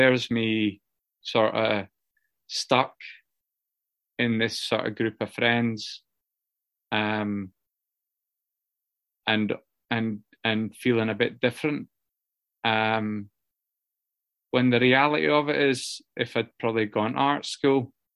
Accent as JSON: {"language": "English", "region": "Scotland", "country": "United Kingdom", "tie": "born or raised there", "moved": "yes", "lives_now": "Newcastle, United Kingdom", "said": "Where I grew up in Scotland, a wee village, and it's a working class village"}